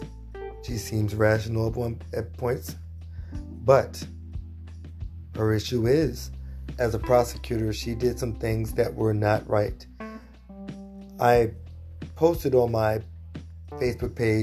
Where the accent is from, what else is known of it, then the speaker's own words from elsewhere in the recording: New York City, New York, United States; As a New Yorker, as a person that's seen Bloomberg over my entire life